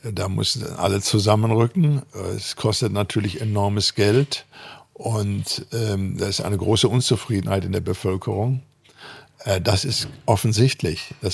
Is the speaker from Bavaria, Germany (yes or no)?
no; North Rhine-Westphalia, Germany; Erstmal machen, sagt man bei uns im Ruhrpott.